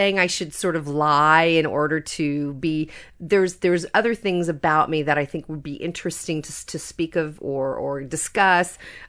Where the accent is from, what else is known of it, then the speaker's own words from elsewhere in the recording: Seattle, Washington, United States; I'm very proud to be from Seattle